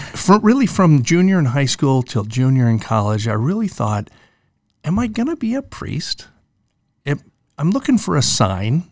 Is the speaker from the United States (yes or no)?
yes; Owatonna, Minnesota, United States; growing up in Owatonna, it was all about, uh, Sunday at Saint Joseph's Catholic Church